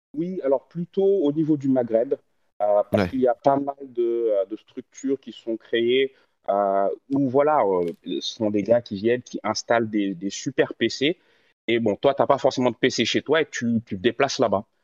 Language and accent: French; Senegal; also born or lived in Morocco; now in Côte d'Ivoire; je suis sénégalais, euh, vivant en Côte d'Ivoire. Euh, j'ai vécu aussi au Maroc